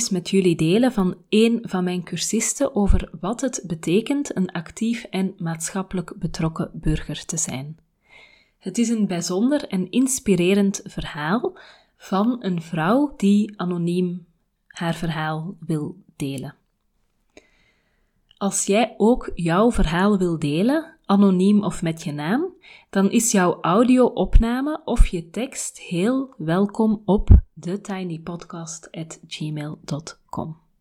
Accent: Nijmegen, Gelderland, Netherlands; moved away as an adult; now in United States; Ik ben geboren in Nederland en heb tot mijn 25ste in en om Nijmegen gewoond. Vijf jaar geleden verhuisde ik naar de Verenigde Staten om te promoveren.

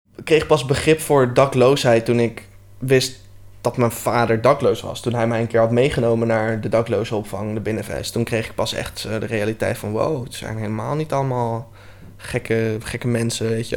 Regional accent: Voorhout, South Holland, Netherlands; ik kom uit Voorhout

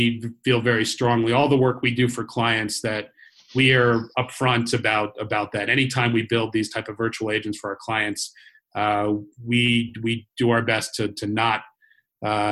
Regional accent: Cambridge, Massachusetts, United States; based in my hometown, Cambridge, Massachusetts

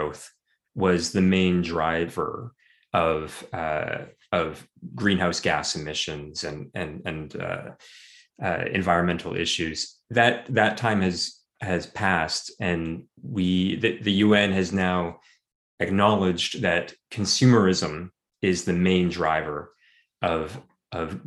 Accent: Vancouver, British Columbia, Canada; growing up in Vancouver

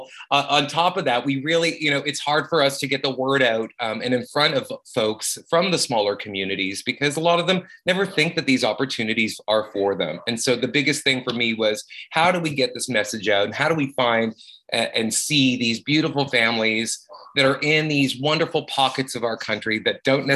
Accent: Saskatoon, Saskatchewan, Canada; I grew up in Saskatoon, Saskatchewan, and growing up as a queer on the prairies

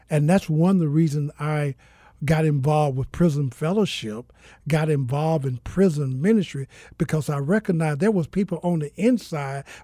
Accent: Mississippi, United States; also born or lived in Georgia; now in Phoenix, United States; Uh, I'm originally from Mississippi, uh, by the way, of Georgia. Uh, I've been here in the city of Phoenix for about a year.

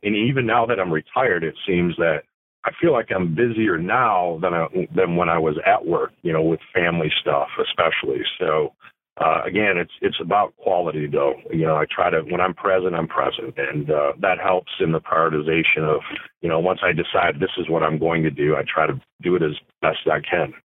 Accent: Flint, Michigan, United States; the Genesee County area where I was from because born and raised in Flint, Michigan.

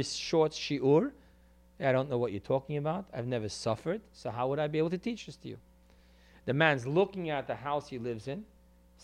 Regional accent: New York City, New York, United States; I come from Crown Heights, the hood

